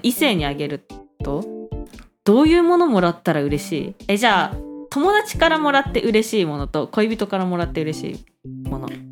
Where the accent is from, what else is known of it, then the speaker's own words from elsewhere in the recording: Hokkaido, Japan; now in Taiwan; 北海道から来ました